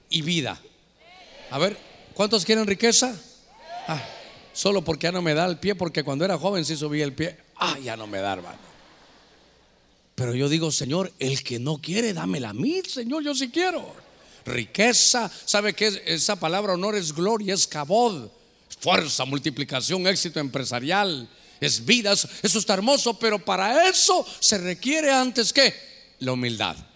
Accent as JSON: {"language": "Spanish", "country": "Guatemala", "tie": "born there", "said": "yo realmente nací en Guatemala, pero yo ya iba a terminar mi carrera siendo catracho, hermano."}